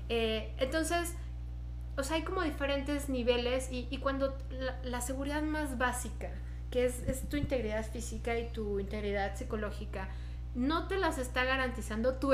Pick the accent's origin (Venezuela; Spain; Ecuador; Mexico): Mexico; Es la primera vez que firmamos como mexicanas contra la corrupción